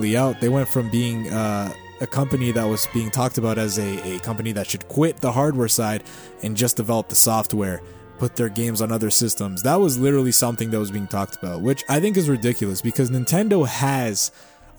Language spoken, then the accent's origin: English; Canada; I am a Canadian citizen